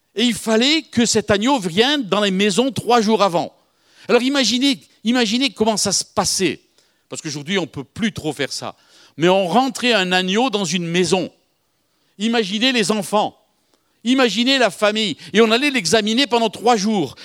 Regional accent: Algiers, Algiers Province, Algeria; moved away; je suis de Bab El-Oued, Bab El-Oued, à côté d'Alger.

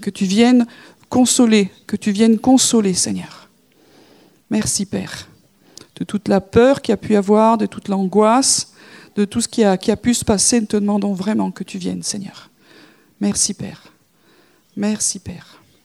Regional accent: France; nous sommes français

